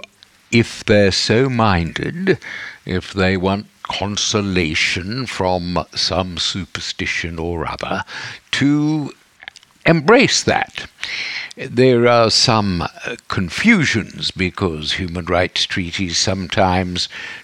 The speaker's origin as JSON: {"language": "English", "country": "Australia", "tie": "born or raised there", "said": "I grew up in Australia, where in the 50s and 60s, where the churches were very strong and very repressive"}